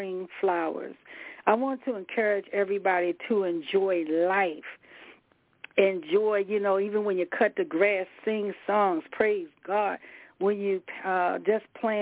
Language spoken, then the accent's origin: English; the South, United States; I'm from the South and that we are in the area where is that red mud